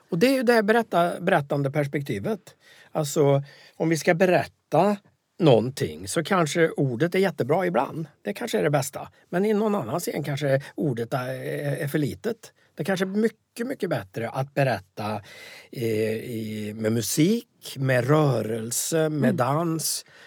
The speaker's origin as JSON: {"language": "Swedish", "region": "Värmland", "country": "Sweden", "tie": "born or raised there", "also_born_or_lived": "Västerbotten (Southern Sami area)", "said": "Sen råkar jag ha bott i Värmland sedan jag var sju år så att jag är ju också värmlänning"}